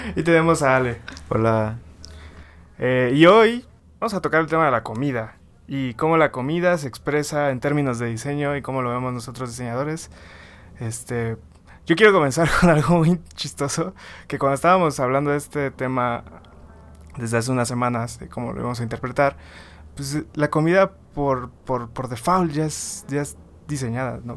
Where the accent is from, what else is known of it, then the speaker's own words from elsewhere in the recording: Tabasco, Mexico; yo soy de Tabasco